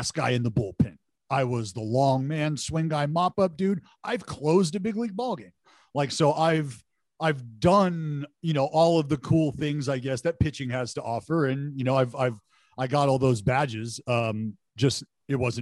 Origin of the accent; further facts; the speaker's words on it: Bay Area, California, United States; the guys that I grew up listening to in the Bay Area